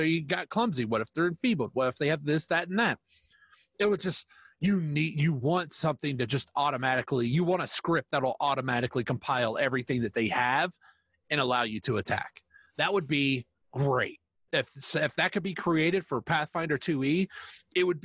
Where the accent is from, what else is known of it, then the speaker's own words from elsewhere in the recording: United States; I'm American.